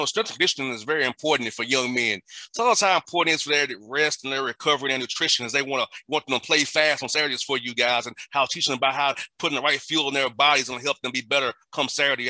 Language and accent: English; Atlanta, Georgia, United States; as a young man growing up in Atlanta